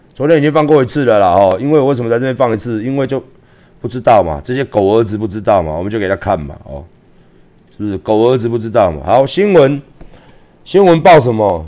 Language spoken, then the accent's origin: Chinese; Taiwan; 我是台湾人，我是六二三的发起人